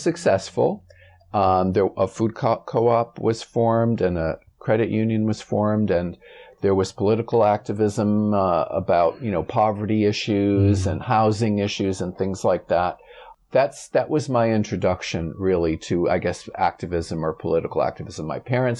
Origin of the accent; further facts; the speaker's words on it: Springfield, Massachusetts, United States; I grew up in Springfield, Massachusetts, in the Puerto Rican neighborhood at the time